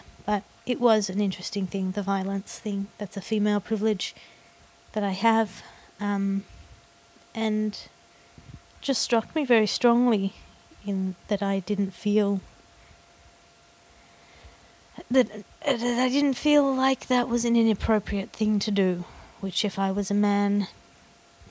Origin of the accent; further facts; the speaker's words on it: Australia; in Australia my accent sounds a bit prissy